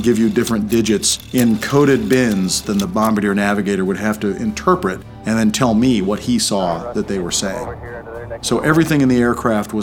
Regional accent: Prosper, Texas, United States; I'm from Prosper, Texas, and I'm a Rear Admiral in the U.S. Navy

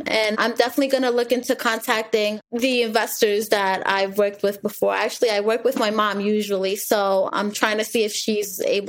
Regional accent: New York, United States; now in Pennsylvania, United States; I'm from New York, but I'm in Pennsylvania.

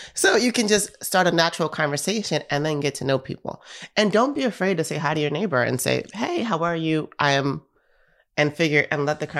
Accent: New York, United States; I'm from New York

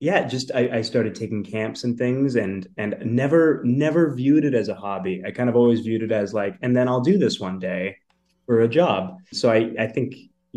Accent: Caledon East, Ontario, Canada; now in Toronto, Canada; I was born and raised in Caledon East, Ontario

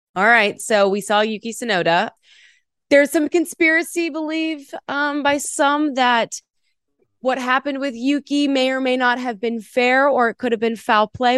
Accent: United States; as an American

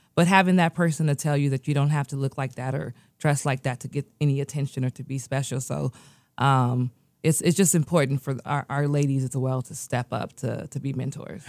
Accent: United States; also born or lived in Nigeria; I was born in America. Um, four days later, my parents moved back to Nigeria

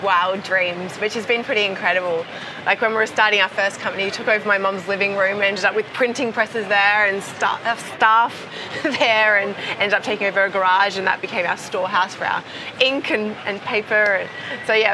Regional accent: Perth, Western Australia, Australia; Perth, my hometown in Australia

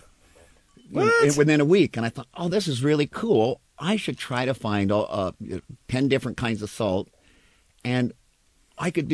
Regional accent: Spokane, Washington, United States; also born or lived in Seattle, Washington; I was born and raised in Washington, grew up in Spokane, left as quickly as I could, and came here

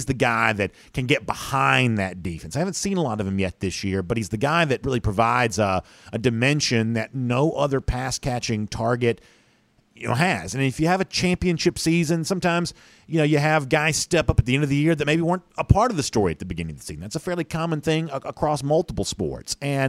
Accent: Gainesville, Georgia, United States; I was born in Northeast Georgia Medical Center.

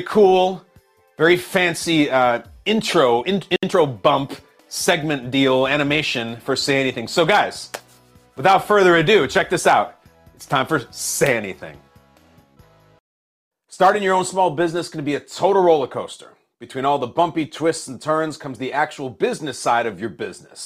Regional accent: Lincolnshire, Illinois, United States; a place in Lincolnshire, Illinois, where I went to high school

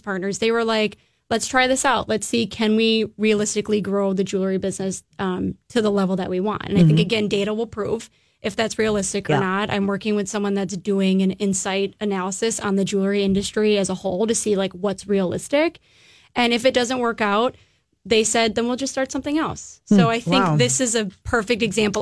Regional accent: Illinois, United States; moved away as an adult; now in Minneapolis, United States; I grew up in Illinois and I moved here

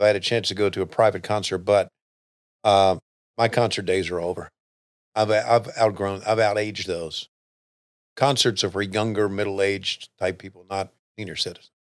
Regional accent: Western Virginia, United States; I grew up in Virginia, and West Virginia realistically was not too far away 'cause I lived in Western Virginia

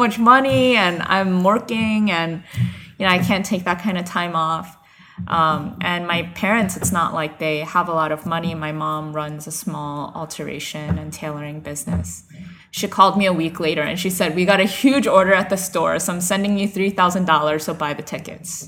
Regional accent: United States; moved away as an adult; also born or lived in Nagoya, Japan; I'm from the New York, New Jersey area, I've been a missionary in Nagoya, Japan for the past three years

